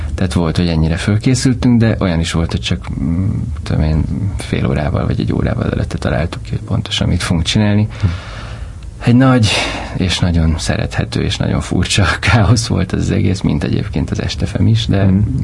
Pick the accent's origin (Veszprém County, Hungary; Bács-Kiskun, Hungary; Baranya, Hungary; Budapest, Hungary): Budapest, Hungary; Pestlőrincen nőttem föl, hmm. Budapesten